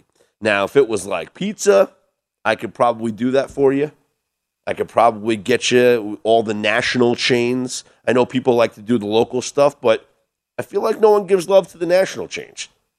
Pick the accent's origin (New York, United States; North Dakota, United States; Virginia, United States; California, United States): New York, United States; also born or lived in Los Angeles, United States; now in Las Vegas, United States; as a New Yorker.